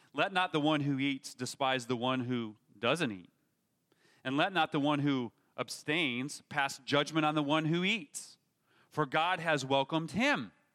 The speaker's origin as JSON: {"language": "English", "country": "United States", "said": "we as Americans"}